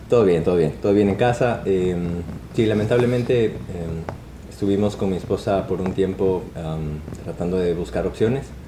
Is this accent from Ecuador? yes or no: yes; Ecuador; moved away as an adult; ahí hasta mis 23, 24 años